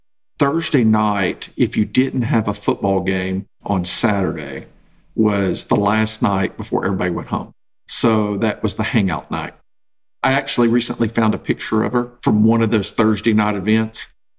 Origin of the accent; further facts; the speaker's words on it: Texas, United States; now in Oklahoma, United States; I'm originally from Texas, living in Oklahoma